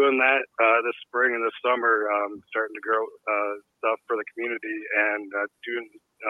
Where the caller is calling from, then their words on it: Colorado, United States; I'm in Colorado.